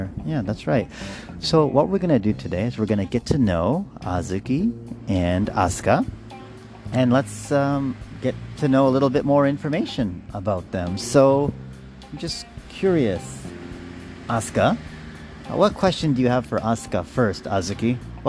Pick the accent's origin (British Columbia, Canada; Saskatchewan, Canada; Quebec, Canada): Saskatchewan, Canada; moved away; my hometown, Saskatchewan, which is best known for growing.